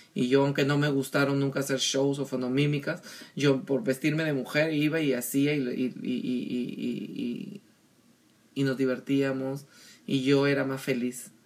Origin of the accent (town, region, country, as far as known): Peru; born or raised there; moved away